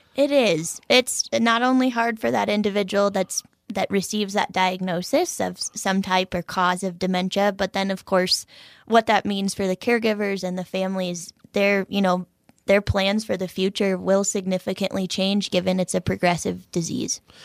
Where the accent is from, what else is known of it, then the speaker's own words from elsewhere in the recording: Colorado, United States; moved away; also born or lived in Minnesota; I am originally from Colorado and just as of last November had the opportunity to transfer back to Colorado, my home state